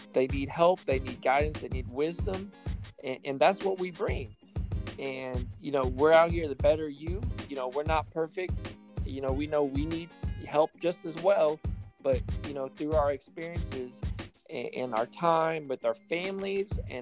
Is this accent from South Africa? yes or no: no; Midwest, United States; now in Kansas, United States; I'm coming from the Midwest, more rural type